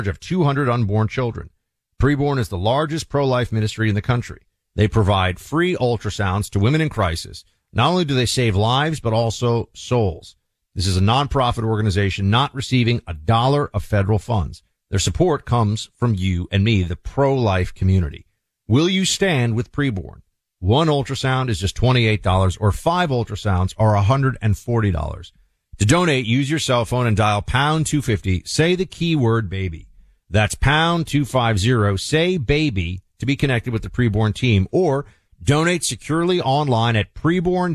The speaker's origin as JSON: {"language": "English", "region": "New York", "country": "United States", "tie": "born or raised there", "also_born_or_lived": "Northern Virginia", "moved": "yes", "said": "I grew up in New York"}